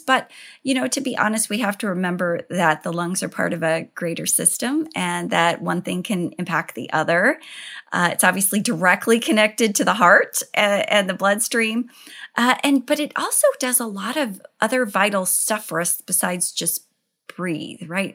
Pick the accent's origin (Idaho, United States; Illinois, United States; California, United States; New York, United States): Idaho, United States; I grew up in Idaho